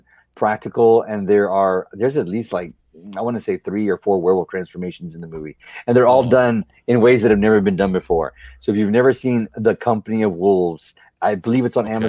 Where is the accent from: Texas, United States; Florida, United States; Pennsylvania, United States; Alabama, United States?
Texas, United States; near San Antonio; I grew up near San Antonio, Texas